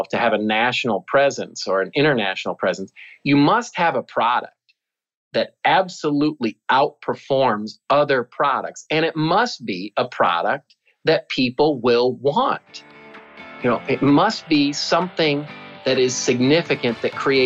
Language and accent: English; Cedar Rapids, Iowa, United States; I grew up in Cedar Rapids, Iowa, which is a very blue-collar town.